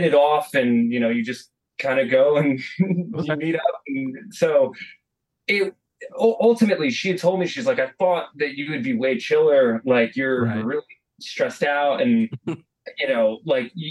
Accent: United States; I'm the American guy. I don't know how to speak Italian.

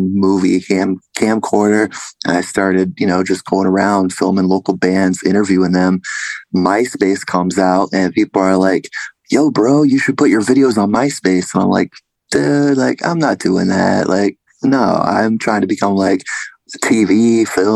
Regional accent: Vacaville, California, United States; moved away; originally I grew up in Northern California, Vacaville

